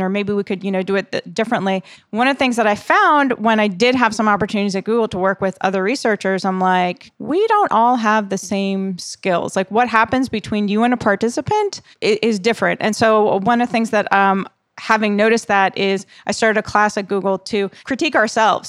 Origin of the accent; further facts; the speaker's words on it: East Coast, United States; moved away; I'm from the East Coast